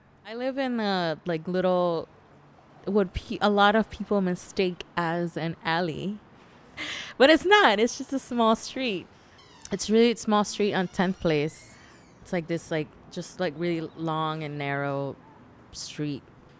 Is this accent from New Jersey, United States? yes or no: no; Los Angeles, California, United States; I'm a student, poet, artist, lover, friend. And I'm from Los Angeles.